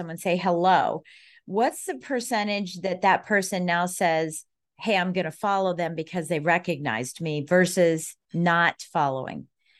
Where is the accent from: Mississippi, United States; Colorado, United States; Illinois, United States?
Colorado, United States; now in Washington, D.C., United States; I'm from Colorado originally.